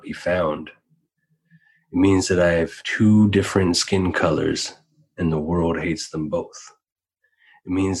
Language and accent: English; Ahousaht First Nation, Vancouver Island, British Columbia, Canada; now in Seattle, United States; I'm originally from Ahauset First Nation, which is off the coast of Vancouver Island.